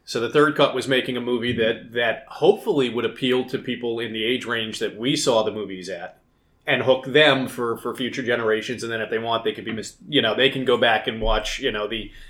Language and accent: English; the South, United States; Spent a lot of my time growing up in the South actually, like, searching out small fishing ponds and stuff in the Pine Barrens